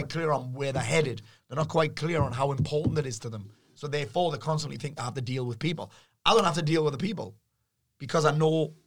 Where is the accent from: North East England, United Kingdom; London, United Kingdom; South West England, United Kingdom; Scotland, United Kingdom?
North East England, United Kingdom; the Northeast; the environment that I'm from the Northeast